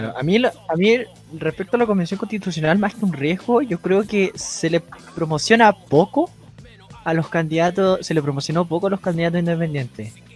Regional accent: Chile; uno dudo como chileno

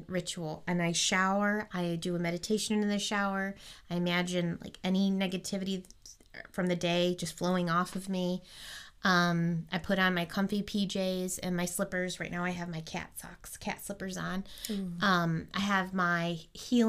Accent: Michigan, United States; I'm from Michigan

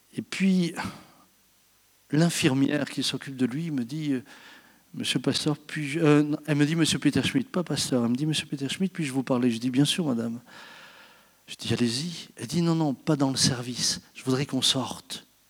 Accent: France; je suis français comme vous

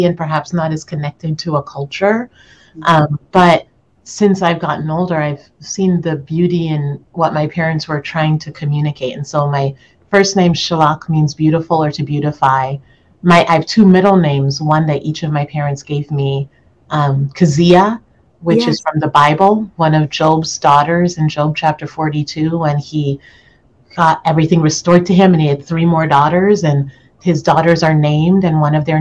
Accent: Toronto, Ontario, Canada; moved away; I was born and raised in Toronto, Ontario, Canada, but my parents both separately immigrated from Jamaica to Canada

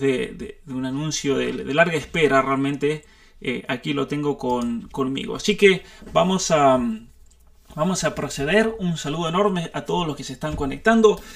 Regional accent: San Juan, Argentina; San Juan, mi provincia natal

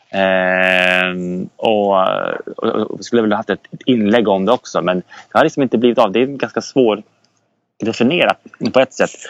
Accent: Södertälje, Stockholm County, Sweden; moved away as an adult; now in Umeå, Sweden; uppväxt i Södertälje

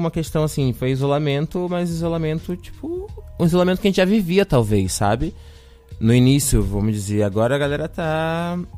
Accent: Rio de Janeiro, Brazil; moved away as an adult; now in Florianópolis, Brazil; É, eu sou do Rio de Janeiro né? Eu cheguei aqui em 2017 já para vir para UFSC para poder fazer artes cênicas

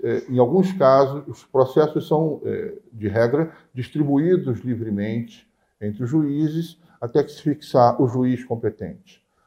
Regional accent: Queimados, Rio de Janeiro, Brazil; also born or lived in Nilópolis; eu nasci em Nilópolis, mas toda a minha vida, minha infância, eu passei em Queimados, que era município de Nova Iguaçu na, na época

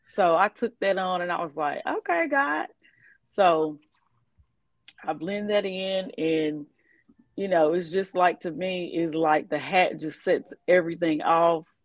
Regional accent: Bowling Green, Kentucky, United States; from Bowling Green, Kentucky

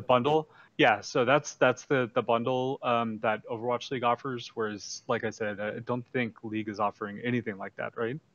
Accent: San Francisco Bay Area, California, United States; now in Irvine, United States; my roots of the uh, San Francisco Bay Area

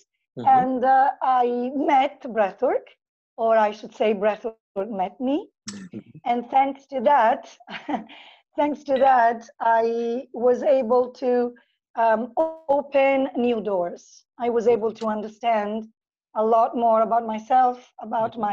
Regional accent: Italy; moved away as an adult; now in Phuket, Thailand; I am originally from Italy

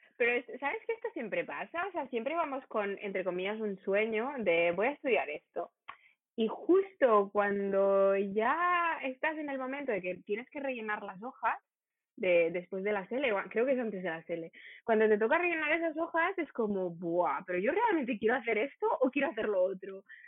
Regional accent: Rabat, Rabat-Salé-Kénitra, Morocco; Yo de Rabat.

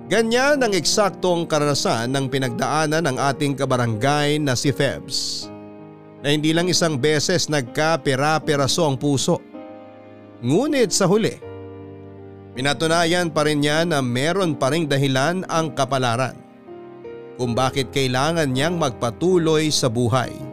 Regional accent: Mexico, Central Luzon, Philippines; Tubong Mexico, Pampanga po ako papadudot at lumaking kasakasama ang nanay Mandy ko noon.

